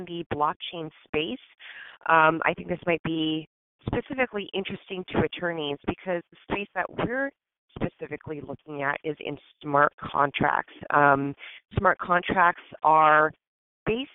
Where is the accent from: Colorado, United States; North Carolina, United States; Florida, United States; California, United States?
California, United States; Hacienda Heights; I actually grew up in Southern California in a little tiny suburb called Hacienda Heights